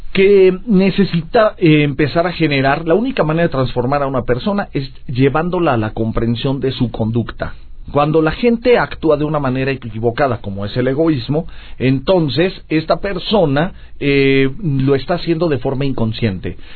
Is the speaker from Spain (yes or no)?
no; Mexico